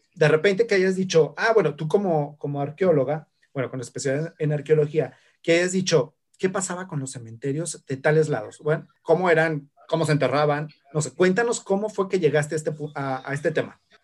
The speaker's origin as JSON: {"language": "Spanish", "region": "Zacatecas", "country": "Mexico", "said": "soy historiador y soy zacatecano"}